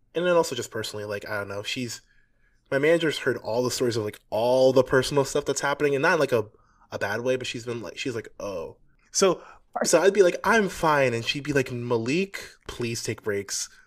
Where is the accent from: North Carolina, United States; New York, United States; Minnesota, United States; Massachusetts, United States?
New York, United States; New York City; moved away; I'm from New York City, but I didn't live here for a long time